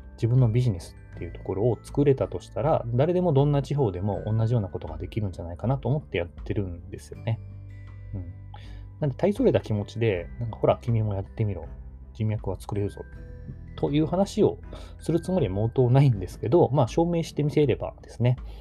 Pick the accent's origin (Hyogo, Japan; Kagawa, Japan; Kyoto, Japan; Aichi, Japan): Kagawa, Japan; Takamatsu; moved away; also born or lived in Tokyo; 地元の香川県高松市を離れていました